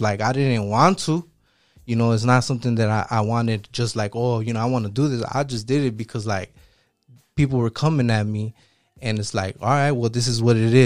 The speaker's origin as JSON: {"language": "English", "town": "Chicago", "region": "Illinois", "country": "United States", "tie": "born or raised there", "said": "I'm from Southside Chicago."}